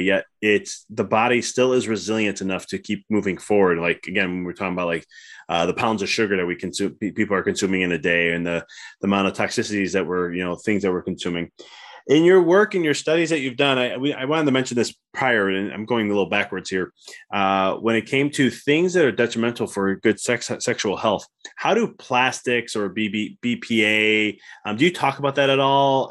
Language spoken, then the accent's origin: English; Midwest, United States; I come from the Midwest, so pop instead of soda